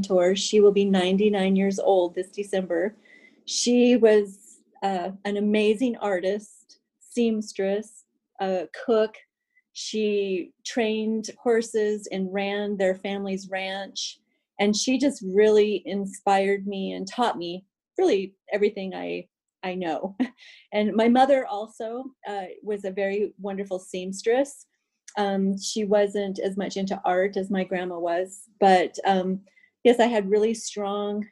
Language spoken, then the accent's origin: English; Montana, United States; also born or lived in Helena, Montana / Roberts, Montana; I was born and raised in Montana.